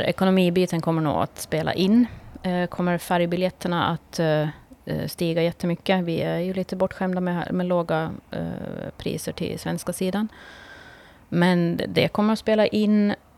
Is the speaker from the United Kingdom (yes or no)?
no; Kvarnbo, Åland Islands; jag är född och uppvuxen i Kvarnbo